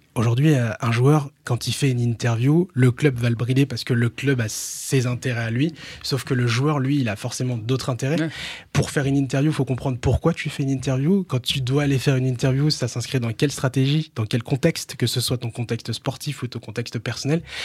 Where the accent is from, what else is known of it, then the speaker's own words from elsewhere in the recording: Reims, Grand Est, France; j'ai grandi à Reims, j'ai grandi dans un quartier à Reims